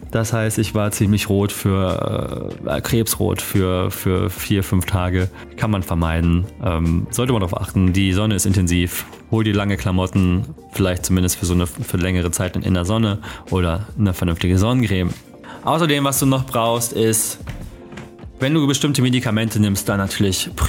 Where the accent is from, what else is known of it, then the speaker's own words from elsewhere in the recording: Germany; Das habe ich auf jeden Fall auch als Deutscher mitgenommen